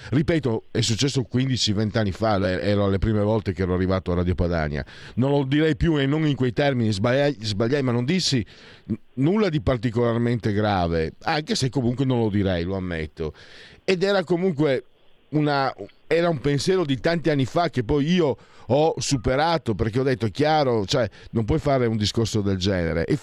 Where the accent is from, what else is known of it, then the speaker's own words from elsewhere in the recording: Friuli-Venezia Giulia, Italy; vengo dal Friuli